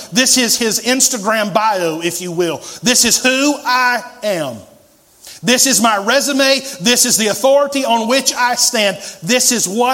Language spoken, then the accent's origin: English; Asheville, North Carolina, United States; moved away as an adult; also born or lived in Mexico / Costa Rica; I was born here, raised here